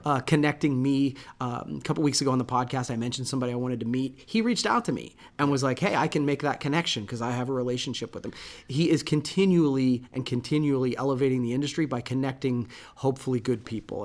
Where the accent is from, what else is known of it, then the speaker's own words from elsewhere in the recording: Coshocton, Ohio, United States; I am from Coshocton.